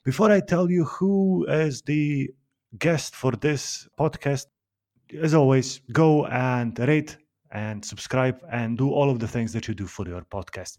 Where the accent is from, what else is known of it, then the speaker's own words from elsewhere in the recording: Slovenia; I'm from Slovenia